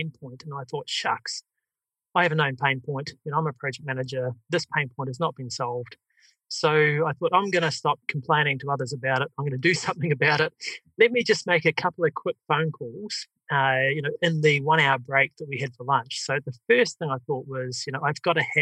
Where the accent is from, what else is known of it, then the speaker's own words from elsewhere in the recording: New Zealand; accent: New Zealand; my New Zealand accent